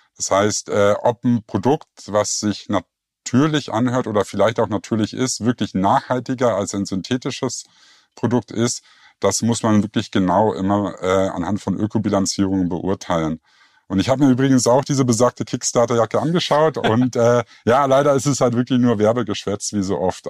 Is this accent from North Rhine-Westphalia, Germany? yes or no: no; Berlin, Germany; moved away as an adult; now in Lake Constance, Germany; ursprünglich komme ich aus Berlin